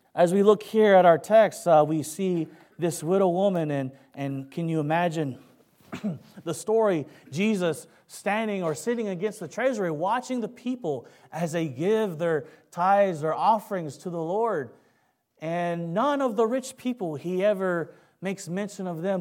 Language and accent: English; Kentucky, United States; accent: Kentucky; moved away; also born or lived in San Francisco, California / Philippines; I was raised in Kentucky